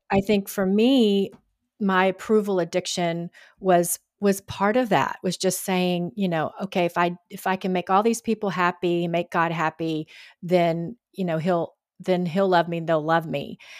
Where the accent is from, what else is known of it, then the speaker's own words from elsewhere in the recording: Georgia, United States; now in Texas, United States; I was raised in Georgia and grew up going to the Friday Night Lights